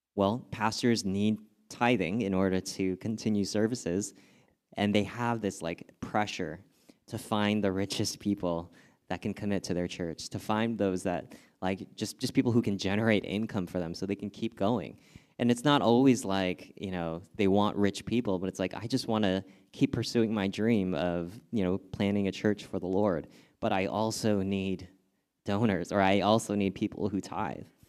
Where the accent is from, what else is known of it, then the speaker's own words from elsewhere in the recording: Southern California, United States; I grew up in Southern California